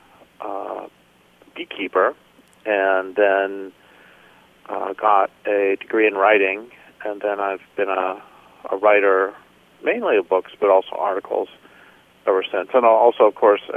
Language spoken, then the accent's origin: English; Colorado, United States; moved away as an adult; also born or lived in Nebraska / Nevada / Idaho / Washington; now in California, United States; I grew up in, I was born in Nebraska, grew up in Colorado, and then lived in Nevada and Idaho and Washington, and then now I live in far northern California on the coast in the Redwoods.